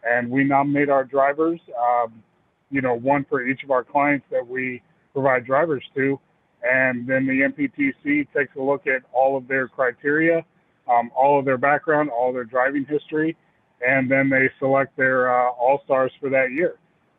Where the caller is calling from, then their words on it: Clarksville, Tennessee, United States; I'm calling in from Clarksville, Tennessee.